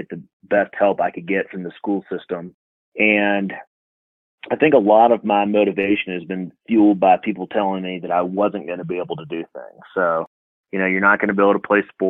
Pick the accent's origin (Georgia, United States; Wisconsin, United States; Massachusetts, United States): Georgia, United States; Atlanta; moved away as an adult; now in New Mexico, United States; I grew up in Georgia. I actually grew up in Atlanta, Georgia